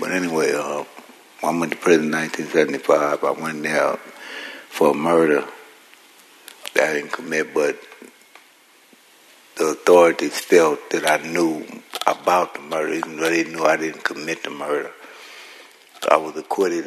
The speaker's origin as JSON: {"language": "English", "town": "San Francisco", "region": "California", "country": "United States", "tie": "born or raised there", "said": "I was born in San Francisco"}